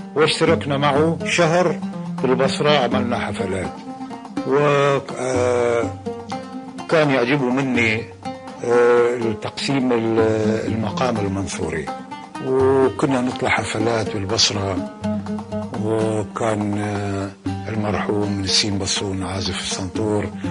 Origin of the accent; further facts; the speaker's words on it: Kuwait; moved away; also born or lived in Iraq; أنا ولدت بالكويت ونشأت في الكويت